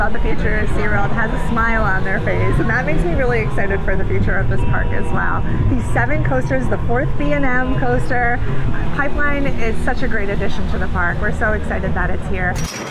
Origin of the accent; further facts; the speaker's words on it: California, United States; I'm from California